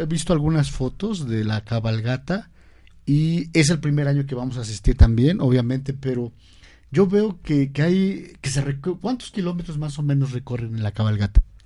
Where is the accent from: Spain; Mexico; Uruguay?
Mexico; Tochimilco, Puebla; yo soy de Tochimilco